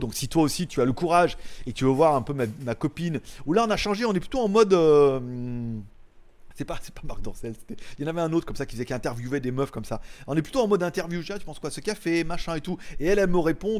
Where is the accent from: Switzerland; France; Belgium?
France; je suis français